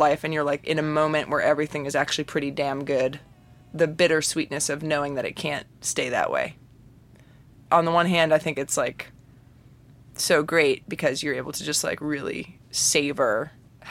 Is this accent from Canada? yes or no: no; New Jersey, United States; moved away as an adult; also born or lived in New York City; now in Nashville, United States; I grew up in Jersey, and I live in Nashville. I've been in Nashville for 11 years